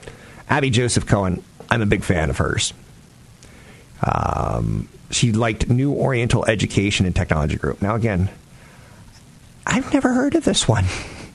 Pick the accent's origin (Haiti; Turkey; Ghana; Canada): Turkey; also born or lived in Germany / Greece; I grew up in Turkey and Germany and Greece. I grew up overseas.